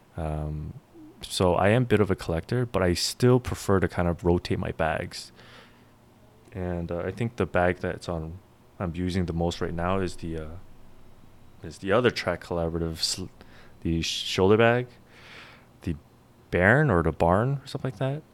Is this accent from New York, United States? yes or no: yes; New York, United States; I grew up in New York